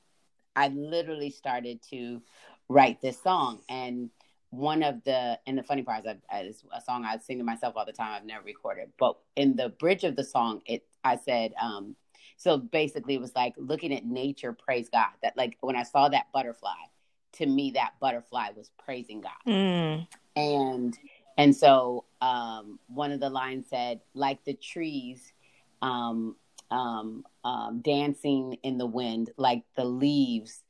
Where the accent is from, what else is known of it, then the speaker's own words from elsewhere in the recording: California, United States; moved away; I grew up in California